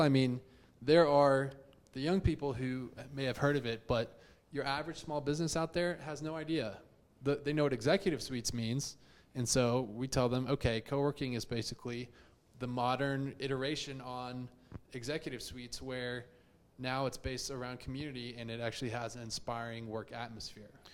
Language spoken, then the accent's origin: English; Houston, Texas, United States; also born or lived in Chicago; I am from Houston, born and raised. I actually grew up not too far from the ranch office in uh, Memorial